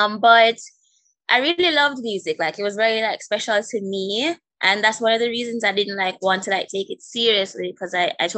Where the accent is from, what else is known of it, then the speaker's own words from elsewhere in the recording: Jamaica; moved away as an adult; now in Florida, United States; So I was born here in Florida. I moved to Jamaica when I was 3. And I stayed there, so I was raised there. And then I moved back to Florida for college at the age of 19.